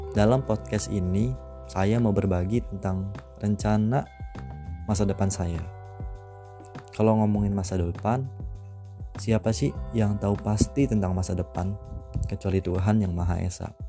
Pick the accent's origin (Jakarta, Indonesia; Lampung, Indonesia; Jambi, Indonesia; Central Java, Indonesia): Lampung, Indonesia; Bandar Lampung; Asal saya dari kota Bandar Lampung dan umur saya 18 tahun.